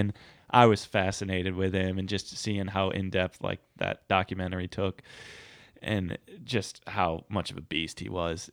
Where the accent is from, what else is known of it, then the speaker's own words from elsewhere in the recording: United States; also born or lived in Scotland; being American